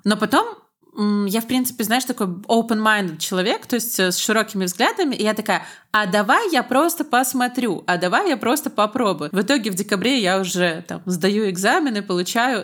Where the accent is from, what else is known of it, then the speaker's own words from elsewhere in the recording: Belarus; Я из Беларуси